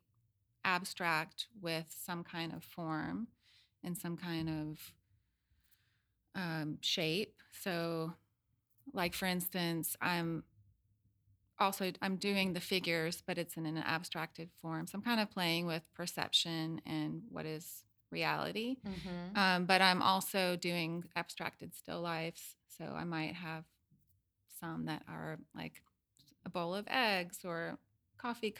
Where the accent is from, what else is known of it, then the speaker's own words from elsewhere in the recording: Knoxville, Tennessee, United States; moved away as an adult; also born or lived in Seattle; now in Atlanta, United States; I grew up in Knoxville, Tennessee, and I could not wait to leave and go somewhere else